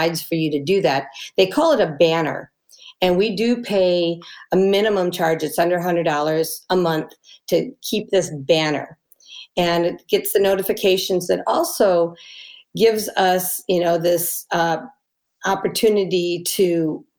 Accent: United States; we're so American

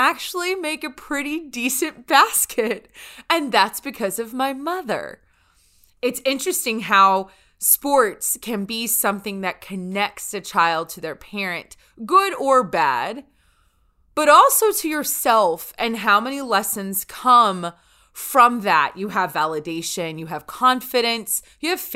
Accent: North Louisiana, United States; where I grew up in North Louisiana.

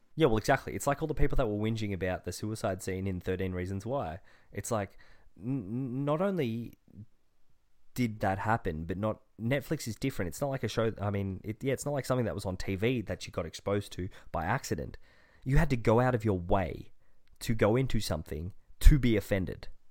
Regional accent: Australia; as an Australian

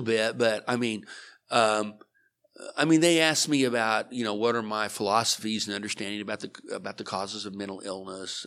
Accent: Liberal, Kansas, United States; now in Oklahoma, United States; I grew up in Liberal, Kansas

